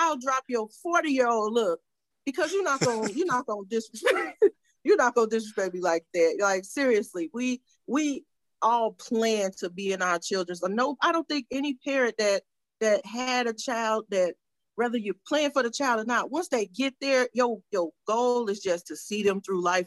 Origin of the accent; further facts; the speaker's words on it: Chicago, Illinois, United States; I'm from Chi-Town